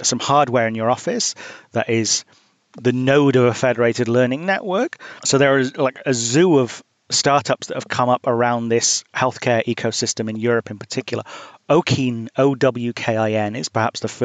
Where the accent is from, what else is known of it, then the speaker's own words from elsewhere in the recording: United Kingdom; now in United States; I'm British and I live in the US